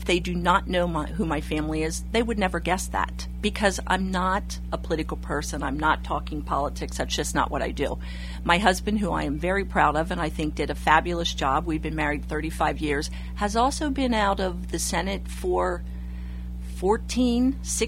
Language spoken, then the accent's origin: English; Campbelltown, Pennsylvania, United States; also born or lived in Palmyra, Pennsylvania; I grew up in Campbelltown